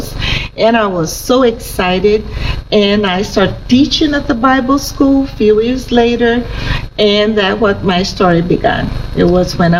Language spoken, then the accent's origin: English; Brazil; I was born in Brazil. I'm a native.